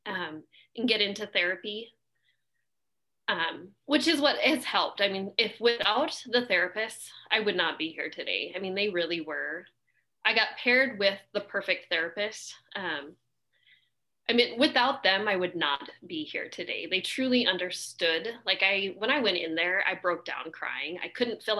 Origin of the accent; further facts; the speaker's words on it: Alaska, United States; I've born and raised in Alaska